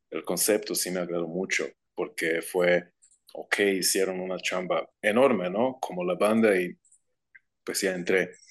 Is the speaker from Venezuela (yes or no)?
no; Croatia; Spanish is a second language; moved away as an adult; now in Guadalajara, Mexico; Ah, yo soy de Croacia, originalmente.